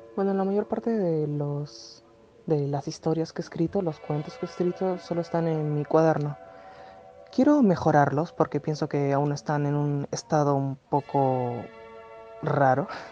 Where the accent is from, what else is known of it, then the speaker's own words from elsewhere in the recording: Peru; Tengo 14 años, soy de Perú